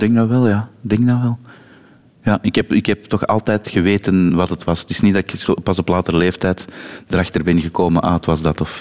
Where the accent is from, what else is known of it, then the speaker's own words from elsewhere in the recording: Turnhout, Flanders, Belgium; Ik, ik ben van Turnhout, maar net tegen de grens van Oosthoven aan.